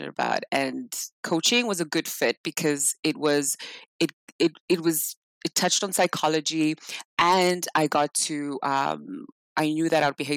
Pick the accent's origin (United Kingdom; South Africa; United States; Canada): South Africa; moved away; I'm from South Africa. So back in South Africa, we grew up really poor